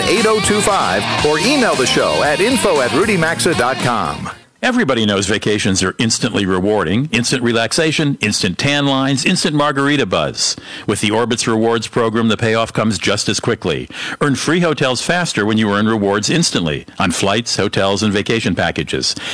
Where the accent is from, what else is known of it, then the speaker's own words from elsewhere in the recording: St. Paul, Minnesota, United States; my hometown here in St. Paul